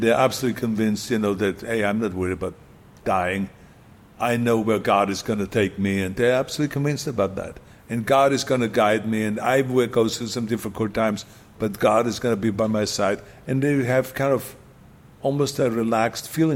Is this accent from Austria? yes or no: yes; Austria; English is a second language; moved away as an adult; now in United States